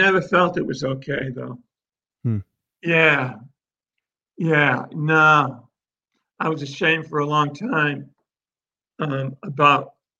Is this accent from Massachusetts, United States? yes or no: yes; Worcester, Massachusetts, United States; now in Charleston, United States; I love where I am, and I'm thankful I grew up in Worcester, but I'm even more thankful that I've had the life I've had for the last 32 years.